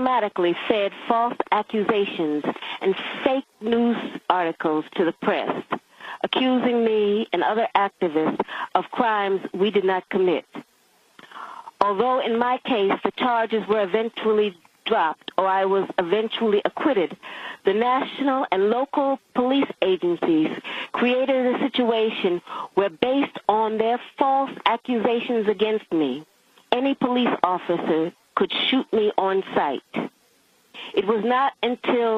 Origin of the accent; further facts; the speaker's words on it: the South, United States; also born or lived in northern United States; I was born and raised in the United States